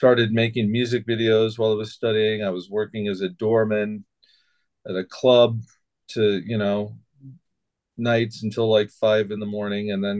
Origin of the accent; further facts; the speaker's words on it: Idaho, United States; moved away; also born or lived in Portland; I was born in Idaho. I was born in like a little small town. Never thought, you know, parents were farmers, all from Idaho.